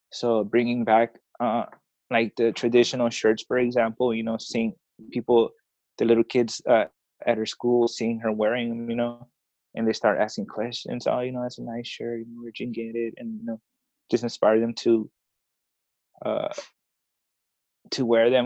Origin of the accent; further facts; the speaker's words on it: Oakland, California, United States; first language Spanish; English is a second language; moved away as an adult; now in Tijuana, Mexico; I was born here in Tijuana. Um, I was I was raised in in Oakland. My mom took me to Oakland when I was I was like a couple months old